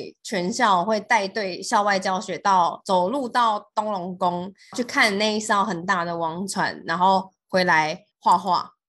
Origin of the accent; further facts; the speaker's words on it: Donggang, Pingtung County, Taiwan; 像我们在东港长大